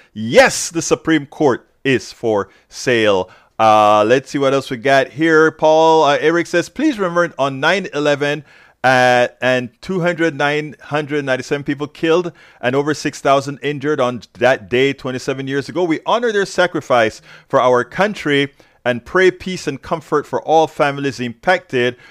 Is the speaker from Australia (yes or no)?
no; Panama; moved away; I'm from Central America, Panama